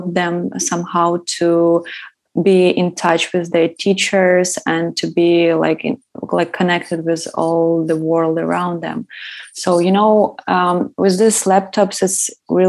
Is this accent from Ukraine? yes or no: yes; Ukraine; moved away as an adult; now in San Francisco, United States; I'm originally from Ukraine, and I moved a year ago to the San Francisco to the United States.